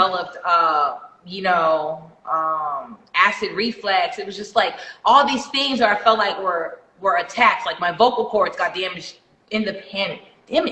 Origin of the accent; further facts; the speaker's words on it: Jamaica; I'm Jamaican.